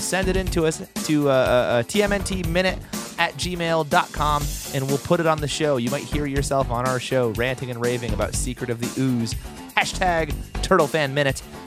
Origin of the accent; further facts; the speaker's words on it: Oneida, New York, United States; Oneida Silver was made in my hometown